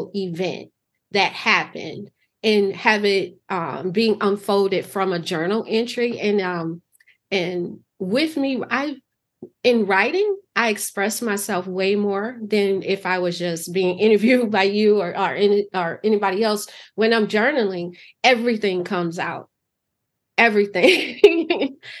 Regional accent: Chicago, Illinois, United States; growing up in Chicago

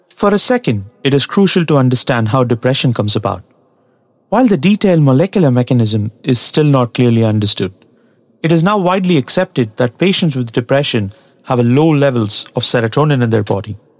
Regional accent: Tamil Nadu, India; English is a second language; In the place that I come from, Tamil Nadu in South India, curd or yogurt as it is called by the Western world, is a staple food.

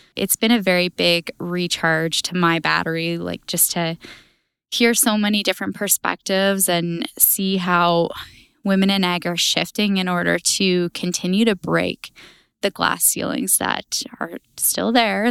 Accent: Alberta, Canada; I am from Harry Hill, Alberta

